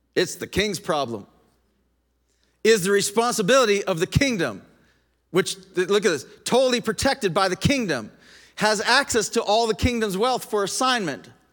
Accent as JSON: {"language": "English", "country": "Canada", "also_born_or_lived": "United States", "said": "I'm a Canadian. I'm also an American."}